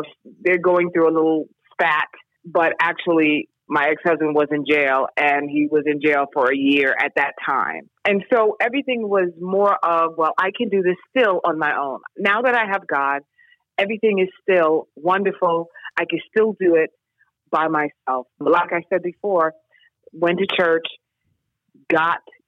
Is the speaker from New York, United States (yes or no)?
yes; New York City, New York, United States; also born or lived in Syracuse; I grew up in New York City